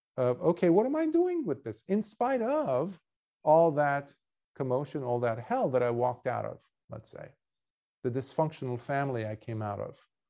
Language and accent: English; Beirut, Beirut Governorate, Lebanon; moved away; I was born in Beirut and, and, and Lebanon, uh, in Beirut, Lebanon